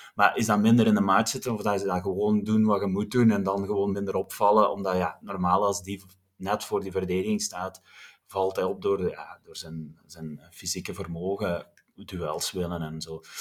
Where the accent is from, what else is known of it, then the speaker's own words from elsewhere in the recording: Wilderen, Flanders, Belgium; mensen die mij kennen weten dat ik van Wilderen afkomstig ben